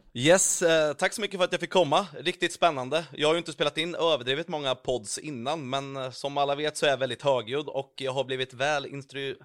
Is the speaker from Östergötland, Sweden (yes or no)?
yes; Vadstena, Östergötland, Sweden; moved away; also born or lived in Mjölby / Karlskoga; jag är från Vastena från början